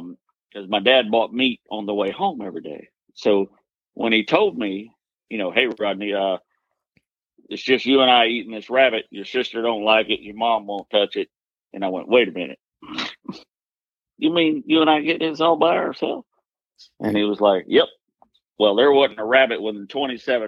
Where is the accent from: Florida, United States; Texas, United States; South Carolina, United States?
Florida, United States; accent: southern; also born or lived in Dayton, Ohio; I grew up in Florida.